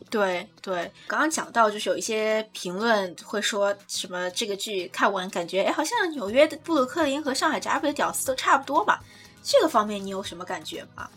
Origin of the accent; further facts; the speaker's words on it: China; 我们中国人